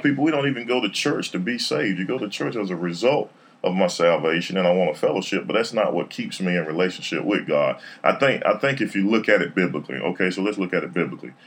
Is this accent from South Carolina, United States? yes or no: no; Raleigh, North Carolina, United States; I'm from Raleigh, born and raised. Went to Garner